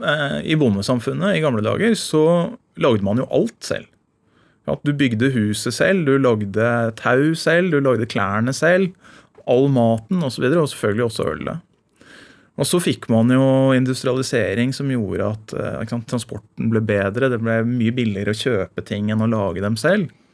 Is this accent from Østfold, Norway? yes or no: yes; Indre Østfold, Norway; Der jeg vokste opp i Indre Østfold